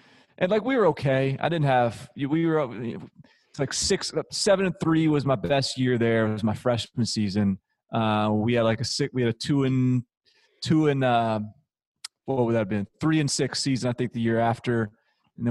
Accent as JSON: {"language": "English", "town": "Nashville", "region": "Tennessee", "country": "United States", "also_born_or_lived": "Washington, D.C.", "said": "I'm from Nashville"}